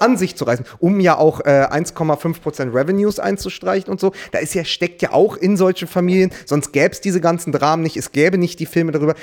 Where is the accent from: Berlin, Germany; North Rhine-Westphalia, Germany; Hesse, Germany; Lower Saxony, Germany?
Berlin, Germany; als Berliner, ja. der im Wedding wohnt